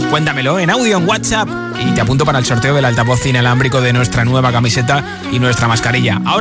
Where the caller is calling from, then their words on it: Asturias, Spain; de Asturias.